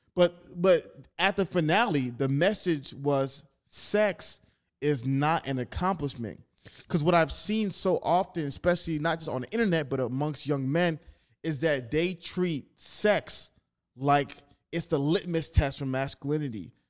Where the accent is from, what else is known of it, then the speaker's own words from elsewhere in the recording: Atlanta, Georgia, United States; also born or lived in Staten Island, New York; I was born in Staten Island, but I was raised in Atlanta